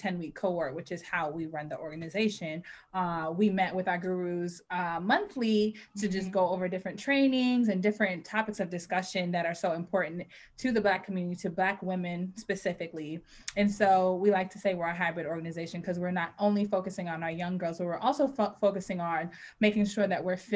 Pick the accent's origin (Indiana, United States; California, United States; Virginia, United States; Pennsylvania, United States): Virginia, United States; Richmond; moved away as an adult; also born or lived in North Carolina; now in Maryland, United States; I grew up in Richmond, Virginia, in the suburbs of Richmond, Virginia. And here I am now in Maryland